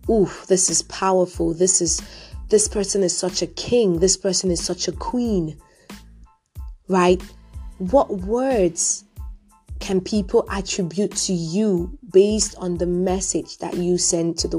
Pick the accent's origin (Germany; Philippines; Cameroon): Cameroon; I was born and raised in Cameroon